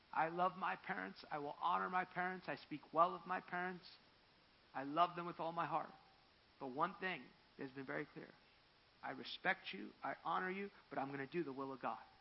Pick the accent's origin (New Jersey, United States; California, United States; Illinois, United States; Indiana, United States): New Jersey, United States; I'm from New Jersey